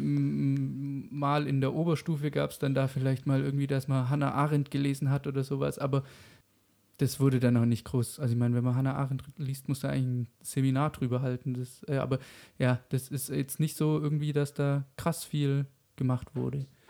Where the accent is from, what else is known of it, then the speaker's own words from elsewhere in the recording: Germany; bei uns in Deutschland